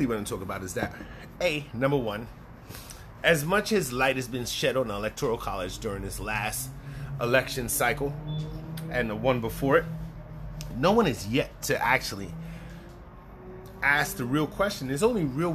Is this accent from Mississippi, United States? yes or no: no; New York City, New York, United States; I'm from the Bronx.